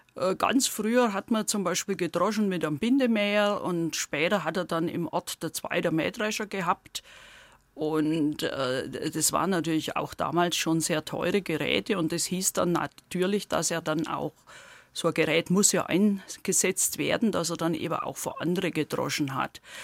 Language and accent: German; Heidenheim district, between Heidenheim an der Brenz and Ulm, Baden-Württemberg, Germany; accent: Swabian; now in Güntersleben, Germany; Aus dem Landkreis Heidenheim und zwar aus dem südlichen Teil, so halbe Strecke zwischen Heidenheim an der Brenz und Ulm